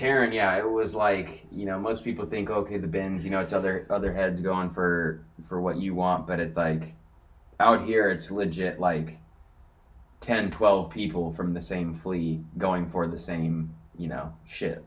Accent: Corona, California, United States; I grew up in Corona, to be specific, uh, which is like right between San Diego and LA.

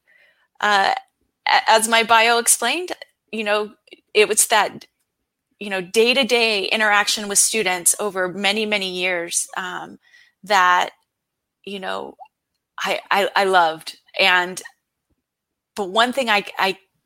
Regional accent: San Diego, California, United States; also born or lived in Arizona; I'm from San Diego, California

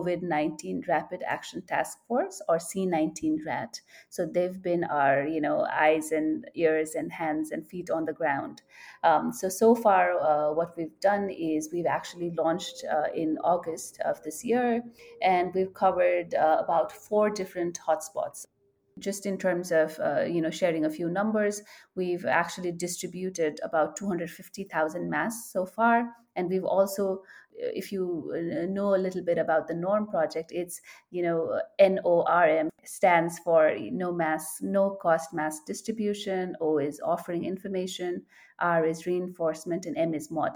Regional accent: Nepal; I am from Nepal

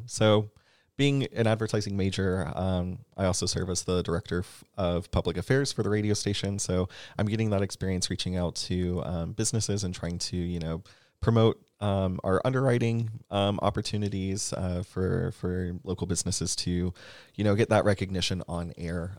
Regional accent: Atlanta, Georgia, United States; moved away as an adult; now in Columbia, United States; I'm originally from Atlanta.

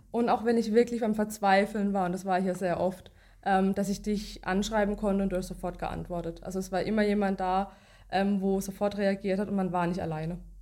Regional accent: Baden-Baden, Baden-Württemberg, Germany; komme aus Baden-Baden

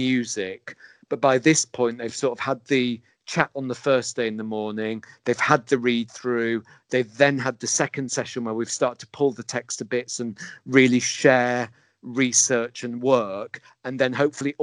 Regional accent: England, United Kingdom; our obsession as English people

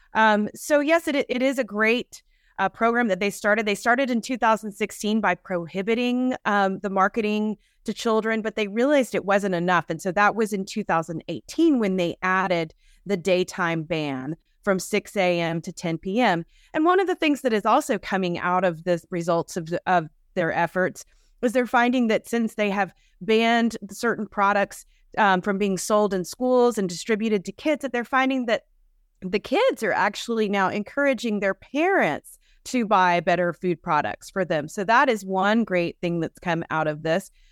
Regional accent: Georgia, United States; I'm from Georgia

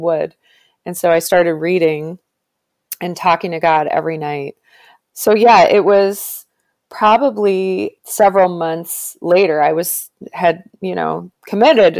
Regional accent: Toronto, Ontario, Canada; I did go to a Catholic school in Canada. I'm from Toronto

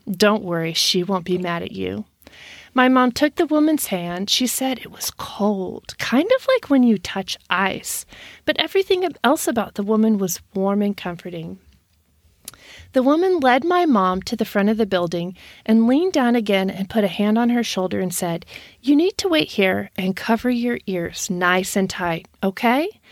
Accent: Texas, United States; I'm from Texas

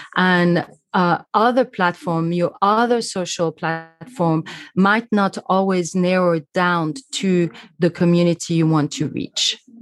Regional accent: Switzerland; I'm from Switzerland

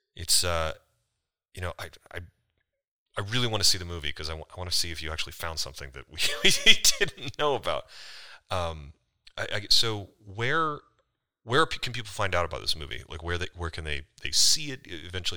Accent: United States; accent: American; my American accent

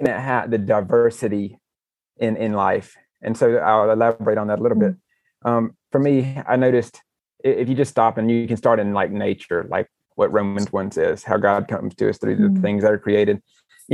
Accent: United States; growing up in America, in the Western church

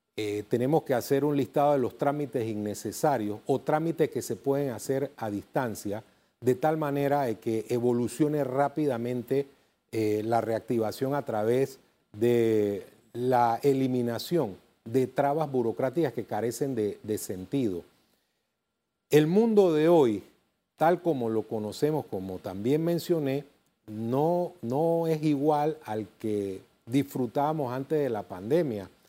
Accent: Panama; Somos panameños

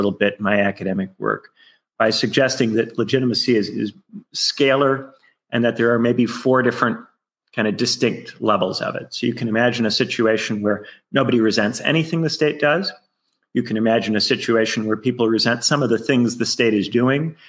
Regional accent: Indiana, United States; moved away as an adult; also born or lived in United Kingdom / Chicago, United States; I'm originally from Indiana. I went to a public high school in Indiana

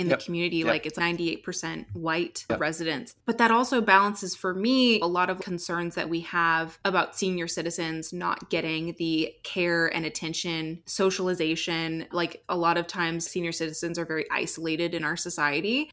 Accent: Seattle, Washington, United States; I grew up in Washington State, Seattle area

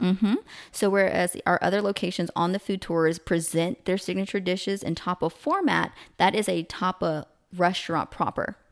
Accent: the South, United States; I'm from the South

